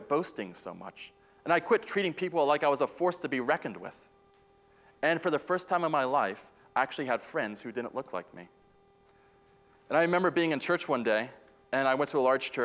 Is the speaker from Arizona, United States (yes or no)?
no; Boulder, Colorado, United States; moved away; I'm originally from Boulder, Colorado